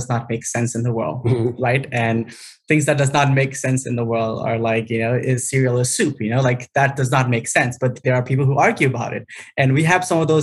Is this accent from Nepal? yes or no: yes; Nepal; moved away as an adult; now in United States; born in Nepal during the second half of the Civil War.